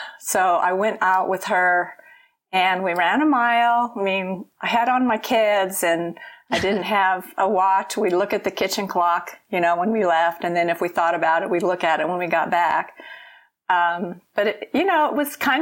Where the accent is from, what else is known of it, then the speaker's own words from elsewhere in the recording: Gulf Coast, Deep South, United States; I grew up on the Gulf Coast and in the Deep South